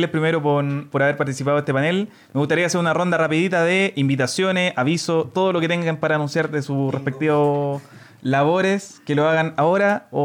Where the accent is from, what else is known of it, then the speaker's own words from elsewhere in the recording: Renca, Santiago Metropolitan Region, Chile; Recantando a la Ciudadanía con una E porque somos de Renca